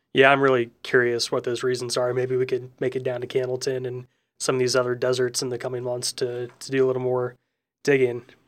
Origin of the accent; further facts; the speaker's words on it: St. Louis, Missouri, United States; now in Indiana, United States; my home state of Missouri and, and Saint Louis in particular